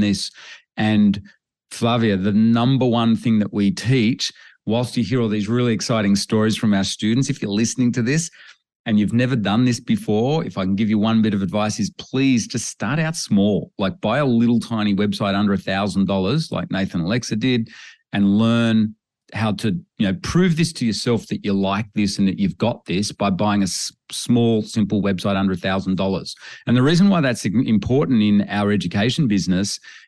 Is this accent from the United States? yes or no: no; Australia; growing up in Australia on farms